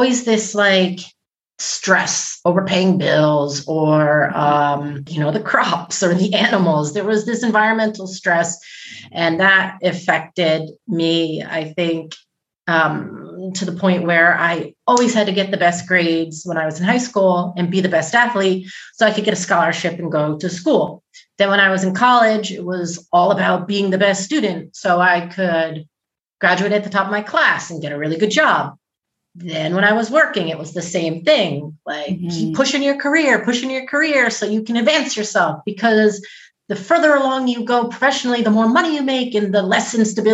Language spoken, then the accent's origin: English; United States; now in Switzerland; I'm an American mom. I live in Switzerland.